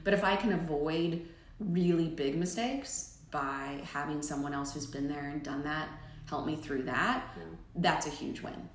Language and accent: English; Omaha, Nebraska, United States; now in Middle Tennessee, United States; I'm originally from Nebraska. I grew up in Omaha.